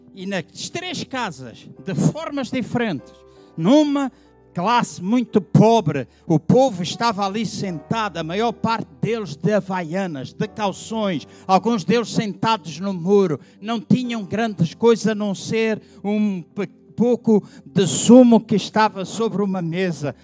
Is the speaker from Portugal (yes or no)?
no; Angola; Eu nasci em Angola